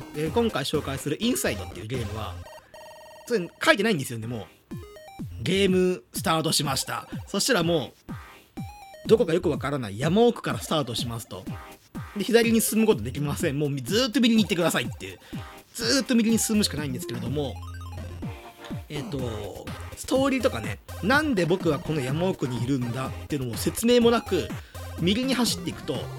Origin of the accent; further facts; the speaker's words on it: Hyogo, Japan; moved away as an adult; now in Itabashi, Tokyo, Japan; 僕、まあの兵庫県の出身で、まあ、関西の出身